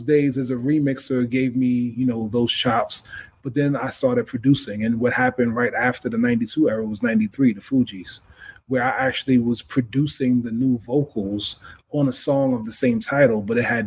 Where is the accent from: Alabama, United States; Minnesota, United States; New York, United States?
New York, United States; New York City; I'm from Queens